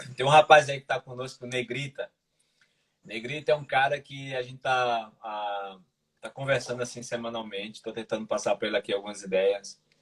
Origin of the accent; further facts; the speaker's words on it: Recife, Pernambuco, Brazil; moved away as an adult; also born or lived in Minas Gerais; now in Portugal; hoje eu moro aqui em Portugal, sou brasileiro, sou de Recife